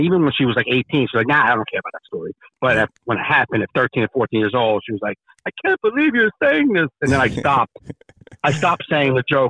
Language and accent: English; Jersey City, New Jersey, United States; I grew up in Jersey City, Hudson County, same place as Joey Coco Diaz.